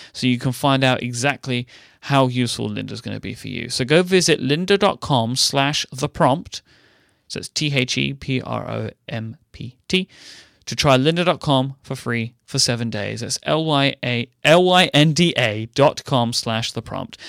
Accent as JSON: {"language": "English", "region": "London", "country": "United Kingdom", "tie": "born or raised there", "said": "I grew up in a large city"}